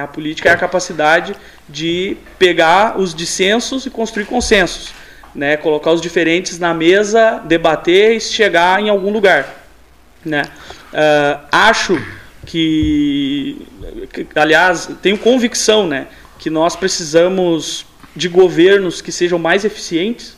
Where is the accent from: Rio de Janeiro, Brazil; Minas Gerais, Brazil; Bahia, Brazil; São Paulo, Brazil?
Minas Gerais, Brazil; São Gonçalo do Sapucaí; moved away as an adult; now in Pelotas, Brazil; eu sou natural de São Gonçalo de Sapucaí, é uma cidade do sul de Minas